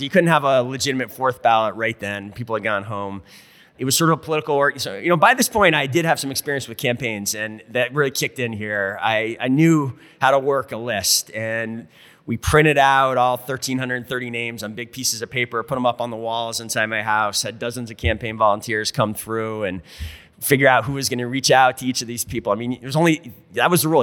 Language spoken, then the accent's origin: English; rural Vermont, United States; also born or lived in Burlington, Vermont; I was born and raised in Vermont, but I was born and raised in rural Vermont